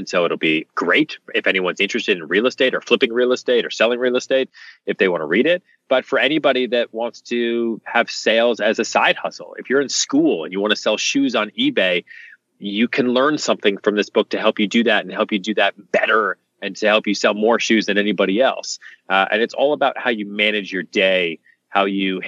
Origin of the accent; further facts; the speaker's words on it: Texas, United States; I was born in Texas. Texas is in my blood